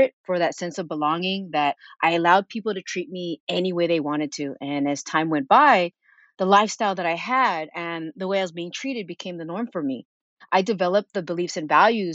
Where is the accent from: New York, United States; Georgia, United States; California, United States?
California, United States; Sunnyvale; also born or lived in San Jose; I was born in San Jose, raised in Sunnyvale